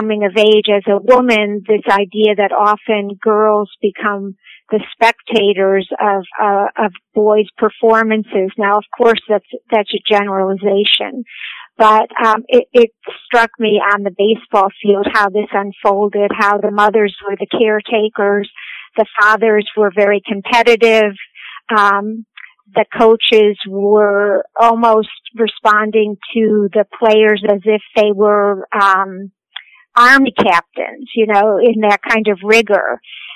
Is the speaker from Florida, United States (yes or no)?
no; Cleveland, Ohio, United States; I am an Ohioan. I was born and raised in Cleveland, Ohio.